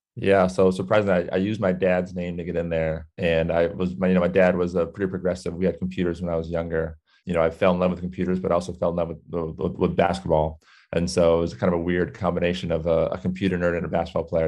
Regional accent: Southern California, United States; I grew up in Southern California

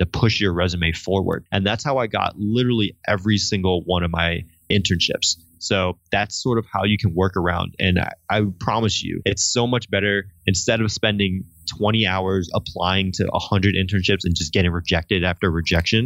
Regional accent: Connecticut, United States; moved away; hey, I'm from Connecticut.

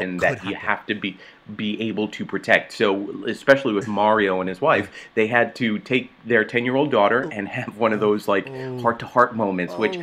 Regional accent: New York, United States; I grew up in New York

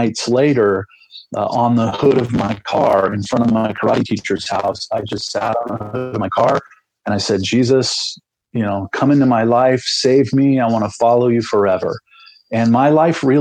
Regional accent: Salt Lake City, Utah, United States; moved away as an adult; also born or lived in Central California; we moved to Utah when I was 9 years old.

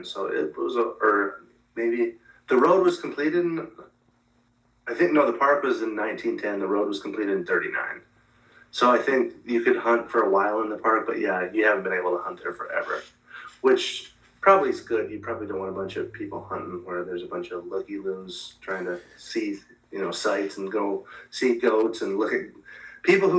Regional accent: Montana, United States; I'm from Montana

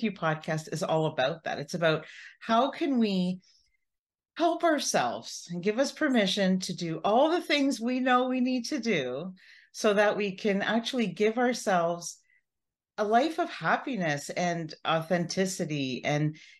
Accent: Canada; I'm Canadian

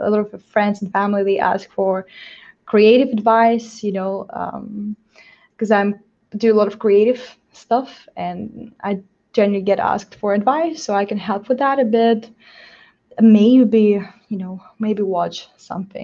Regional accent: Moldova; I'm from myself from Moldova.

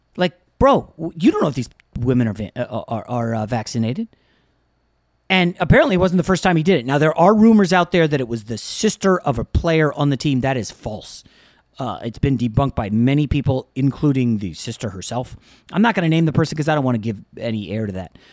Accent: Northern Virginia, United States; I grew up in Northern Virginia

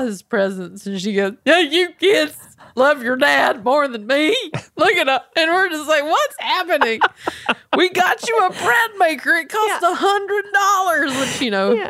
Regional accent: Belmont, North Carolina, United States; moved away as an adult; now in Los Angeles, United States; growing up in Belmont

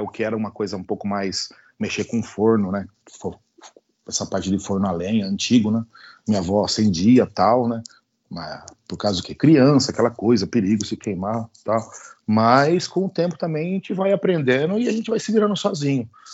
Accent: Itápolis, São Paulo, Brazil; Tudo aqui em casa, tudo aqui em Itápolis, aqui que é bem interiorzão aí na, na, de São Paulo

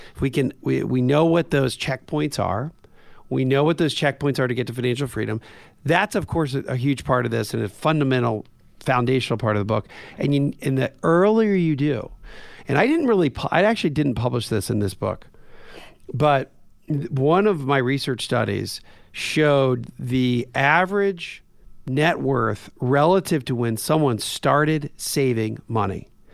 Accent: Coatesville, Pennsylvania, United States; I grew up in a weird place where I was, uh, two miles away from a steel mill in Coatesville, Pennsylvania.

